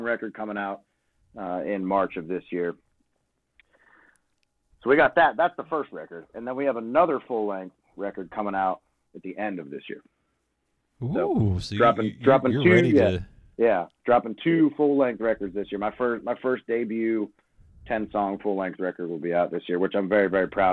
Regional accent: Crescent, Pennsylvania, United States; now in Nashville, United States; I grew up, like, 2 hours east of Pittsburgh, really, pretty much what it was. Crescent, Pennsylvania

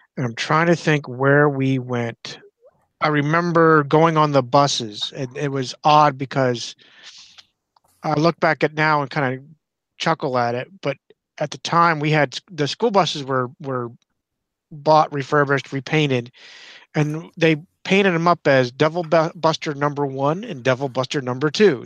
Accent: Clearfield, Pennsylvania, United States; we're from Clearfield, Central Podunk, Pennsylvania

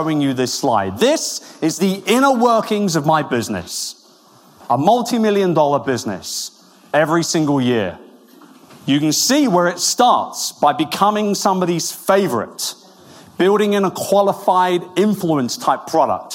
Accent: Wimbledon, London, United Kingdom; moved away; I'm from Wimbledon. I was born about 10 minutes away from Centre Court

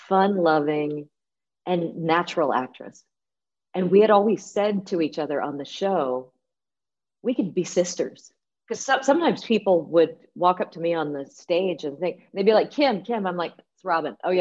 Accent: United States; Me being an American

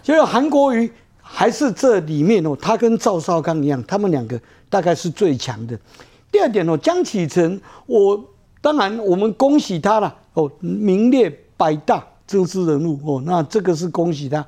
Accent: Taiwan; 我们两千三百万，我们台湾人

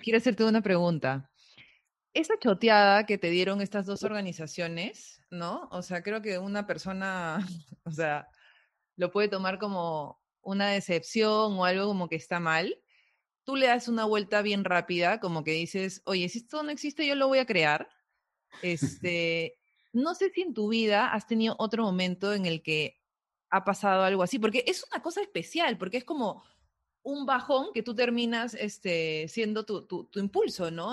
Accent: Peru; a veces no nos identificamos como peruanos

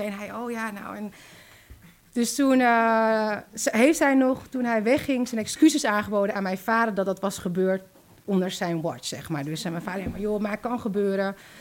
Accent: Zaandam, North Holland, Netherlands; En toen zijn ze gaan samenwonen in Zandam, waar ik ben opgegroeid

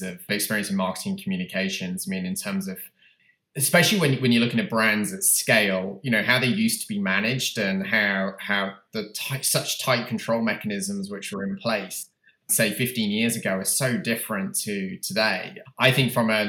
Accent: United Kingdom; moved away as an adult; now in United States; I'm obviously from the UK, you can tell from my accent

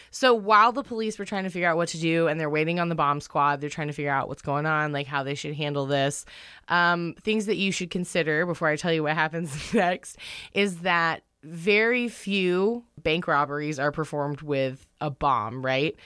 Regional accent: North Carolina, United States; moved away; I'm from North Kakalaki.

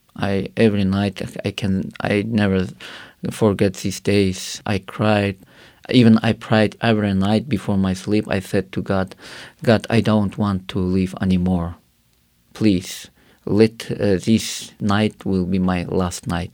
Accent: Karakalpakstan, Uzbekistan; English is a second language; I grew up in Karakhal, Pakistan, where it is, uh, one of Muslim country

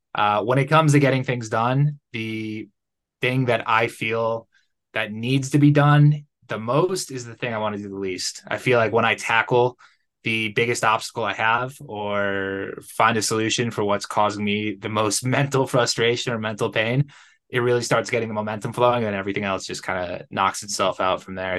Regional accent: Connecticut, United States; moved away as an adult; also born or lived in Playa del Carmen, Mexico; now in Guadalajara, Mexico; I'm originally from Connecticut.

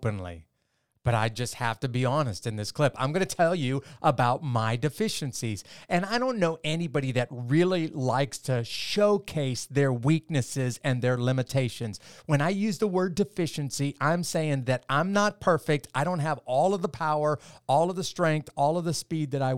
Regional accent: Midwest, United States; I grew up in the Midwest part of the United States

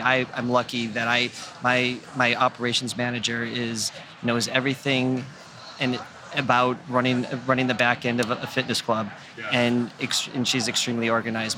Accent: York, Maine, United States; also born or lived in Andover, Massachusetts; So, um, so I grew up in York, Maine.

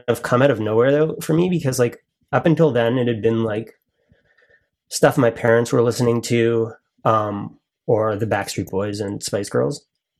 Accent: Toronto, Ontario, Canada; we're actually from Toronto.

